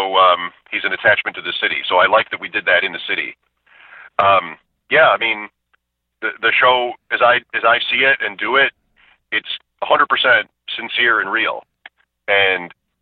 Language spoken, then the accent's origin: English; Grand Island, New York, United States; I grew up on Grand Island